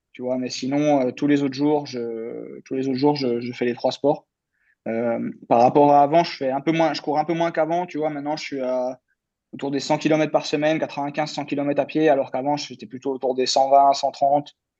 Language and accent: French; France; en tant que Français